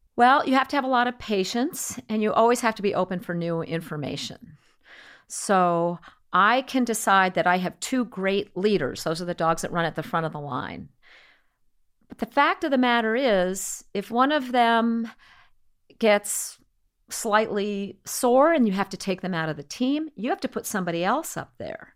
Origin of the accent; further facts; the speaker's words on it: New England, United States; I am from New England